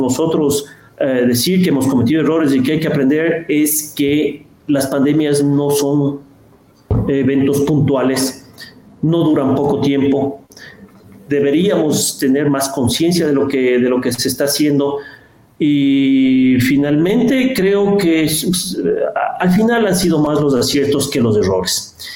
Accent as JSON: {"language": "Spanish", "country": "Ecuador", "said": "como ecuatorianos"}